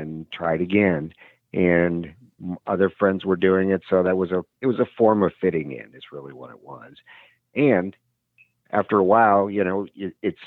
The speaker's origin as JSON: {"language": "English", "region": "Wisconsin", "country": "United States", "tie": "born or raised there", "said": "I had a great childhood. We lived in a small suburb in Wisconsin"}